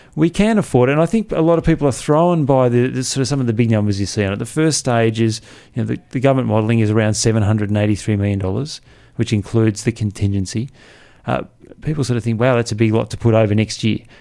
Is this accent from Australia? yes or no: yes; Canberra, Australian Capital Territory, Australia; I grew up here, uh, and Canberra has really changed